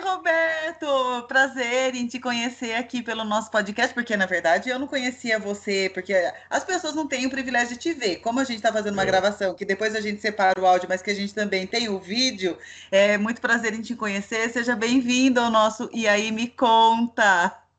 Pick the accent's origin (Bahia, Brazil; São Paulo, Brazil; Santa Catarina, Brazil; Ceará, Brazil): São Paulo, Brazil; Itatiba; moved away as an adult; eu sou do interior, eu nasci em Itatiba